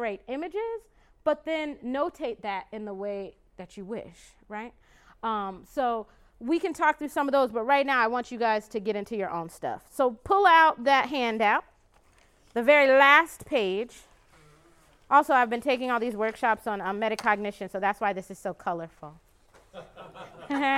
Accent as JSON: {"language": "English", "town": "Glendale", "region": "Arizona", "country": "United States", "tie": "born or raised there", "said": "my hometown, which is Glendale, Arizona, actually, that what I think of as my hometown. For me, it's the place where I grew up most"}